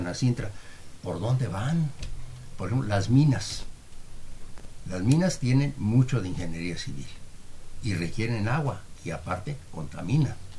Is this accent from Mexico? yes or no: yes; Mexico; somos los mexicanos